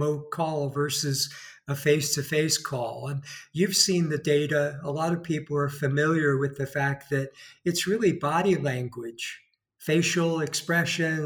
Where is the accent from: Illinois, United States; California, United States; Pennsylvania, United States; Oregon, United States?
California, United States; moved away as an adult; now in Spain; From my voice, you could probably tell I'm from California.